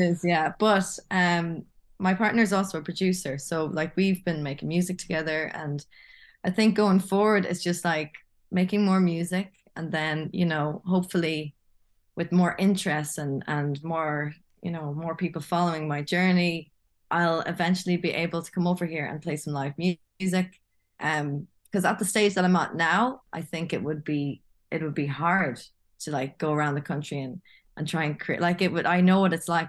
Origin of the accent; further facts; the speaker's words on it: Longford, Leinster, Ireland; moved away as an adult; also born or lived in Thailand; Longford, where, from my hometown